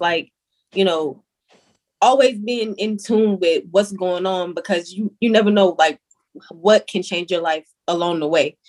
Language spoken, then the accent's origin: English; Salisbury, North Carolina, United States; now in Bronx, United States; I am from Salisbury, North Carolina.